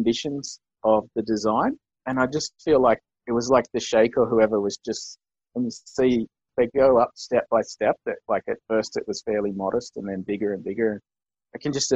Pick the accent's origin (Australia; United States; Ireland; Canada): Australia